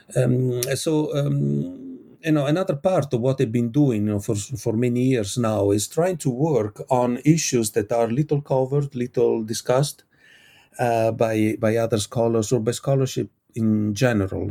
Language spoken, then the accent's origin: English; Italy; I come from Italy.